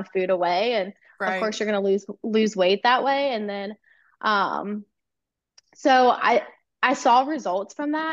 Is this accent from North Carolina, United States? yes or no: yes; North Carolina, United States; I'm from North Carolina